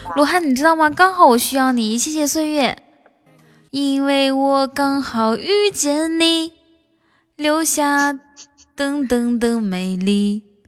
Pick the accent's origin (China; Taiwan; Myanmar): China; Northeast China; 我们那边，我我我们我们好像是东北那边也是说肉啊